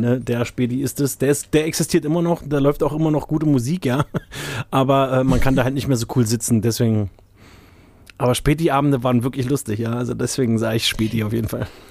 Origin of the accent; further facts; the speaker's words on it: Berlin, Germany; als gebürtiger Berliner, ne, so auch aus, so in, aus meiner Generation